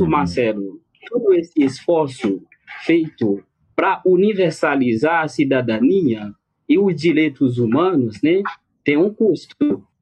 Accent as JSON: {"language": "Portuguese", "country": "Haiti", "second_language": "Portuguese", "said": "eu acredito, como haitiano, né"}